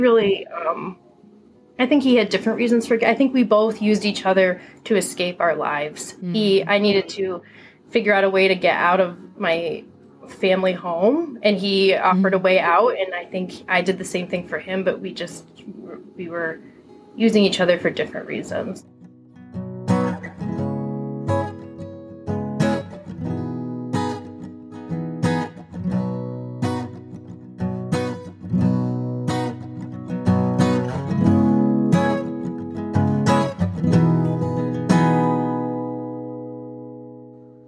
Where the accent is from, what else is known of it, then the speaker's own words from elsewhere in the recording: Michigan, United States; Tara and I grew up in Michigan together